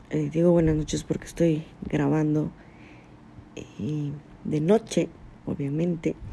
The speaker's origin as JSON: {"language": "Spanish", "country": "Mexico", "said": "Soy una mexicana psicóloga"}